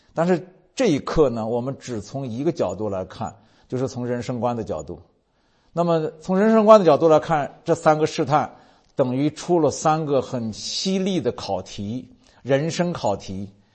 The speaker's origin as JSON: {"language": "Chinese", "country": "China", "said": "我们如果作为中国人"}